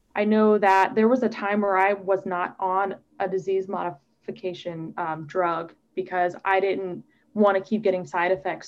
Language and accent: English; Omaha, Nebraska, United States; moved away; I grew up in Omaha, Nebraska